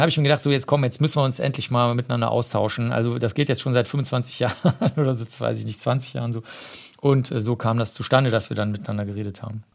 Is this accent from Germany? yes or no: yes; Cologne, North Rhine-Westphalia, Germany; ich bin ja Kölner